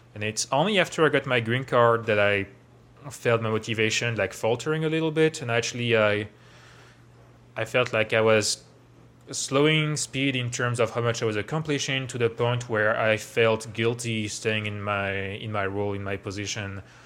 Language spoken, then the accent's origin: English; Versailles, Île-de-France, France; moved away as an adult; now in Bay Area, United States; I grew up around Paris, um, in Versailles